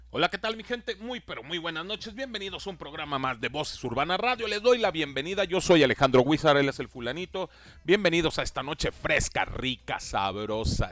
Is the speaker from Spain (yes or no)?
no; Mexico; cómo somos los, los, mexicanos y cómo tenemos nuestras casas aquí en México